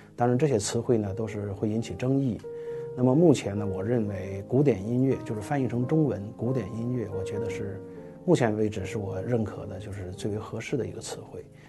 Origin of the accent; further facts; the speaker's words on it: China; 对于我们中国人来说呢